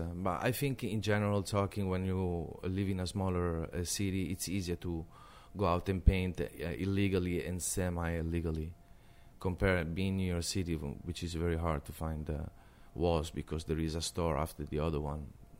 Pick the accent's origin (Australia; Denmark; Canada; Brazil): Denmark; also born or lived in Italy; I grew up painting graffiti in Denmark. That's where I met graffiti.